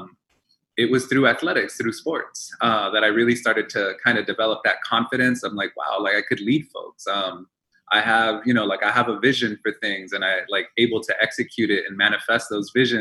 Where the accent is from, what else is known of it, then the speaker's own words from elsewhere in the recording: Baldwin Park, California, United States; English is a second language; growing up in Baldwin Park, going through Baldwin Park Unified School District